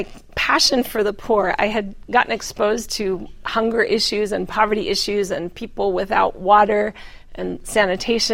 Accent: Colorado, United States; I'm a Colorado mountain girl

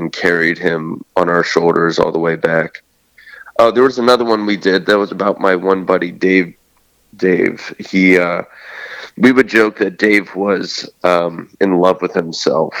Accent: Steubenville, Ohio, United States; I'm from Steubenville, Ohio.

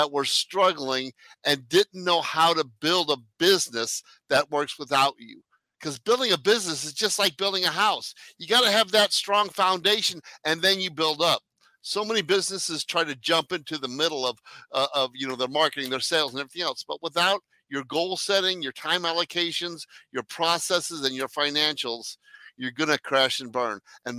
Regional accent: Arnold, Missouri, United States; also born or lived in France / South Korea; I was born in France, raised in Arnold, Missouri. Grew up in South Korea and live in the middle of Silicon Valley

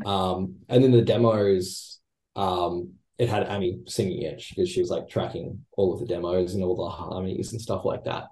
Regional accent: Australia; we're all Australian

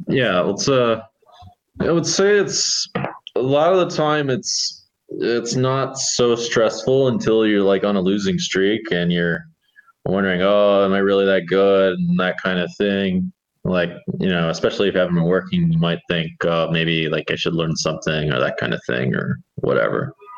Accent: United States; as an American

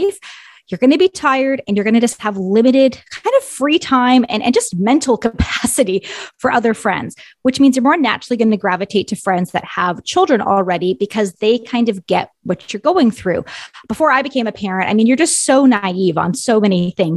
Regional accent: Ontario, Canada; moved away; I am from Ontario originally. So most of my family and extended family still lives in Ontario

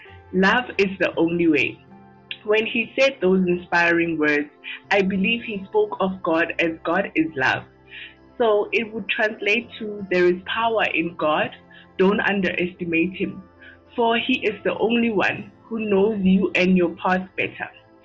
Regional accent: South Africa; I am from South Africa.

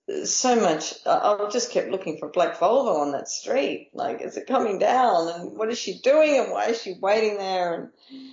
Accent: Australia; I'm Australian.

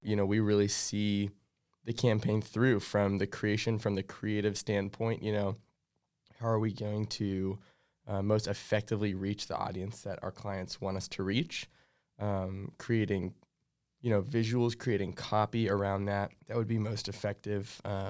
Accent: Kansas, United States; also born or lived in Franklin, Tennessee; now in Nashville, United States; But I grew up in Kansas, and then, thank heavens, we moved back to Nashville about just shy of 10 years ago now.

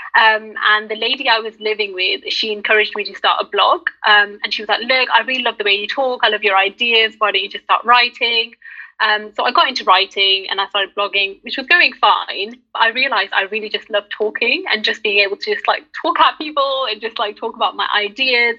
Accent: United Kingdom; I'm Pakistani and I'm British

